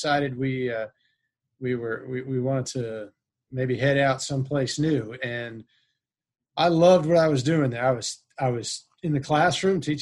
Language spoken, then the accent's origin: English; Massachusetts, United States; moved away as an adult; also born or lived in Pennsylvania / Miami, Florida / Savannah, Georgia / Milledgeville, Georgia; now in St. Augustine, United States; I'm from Massachusetts originally